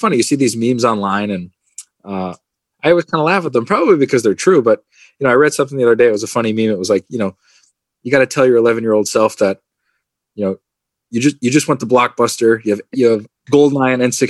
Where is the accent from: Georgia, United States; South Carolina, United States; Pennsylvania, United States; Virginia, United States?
Pennsylvania, United States; Carbondale; I grew up in Carbondale.